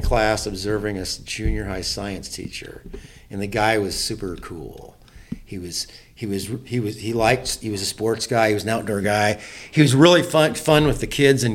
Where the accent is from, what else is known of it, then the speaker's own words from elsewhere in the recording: Silver Lake, Indiana, United States; grew up in a really good home, small farm in Indiana.